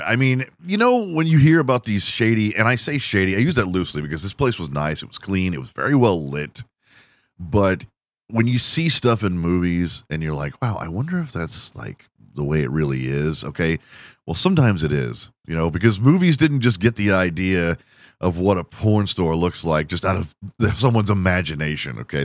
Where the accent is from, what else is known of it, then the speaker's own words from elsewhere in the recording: Houston, Texas, United States; I am from Houston